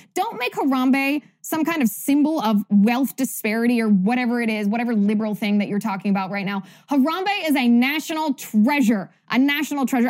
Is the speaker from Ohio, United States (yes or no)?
yes; Cincinnati, Ohio, United States; I grew up in Cincinnati